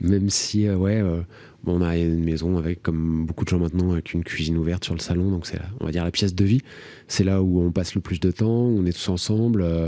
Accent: Marzy, Bourgogne-Franche-Comté, France; moved away as an adult; also born or lived in Garchizy / Fourchambault / Paris; j'ai grandi dans la Nièvre, j'y habite plus depuis plus de 20 ans maintenant

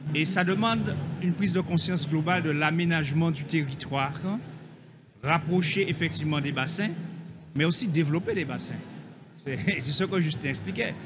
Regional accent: Guadeloupe; chez nous en Guadeloupe

